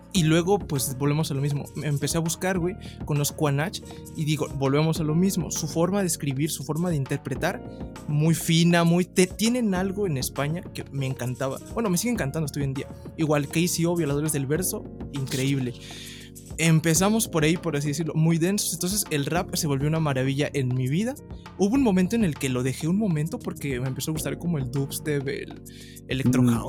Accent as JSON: {"language": "Spanish", "town": "Ecatepec", "region": "State of Mexico", "country": "Mexico", "said": "soy del el Estado de México, El mejor lugar de todos, Ecatepec"}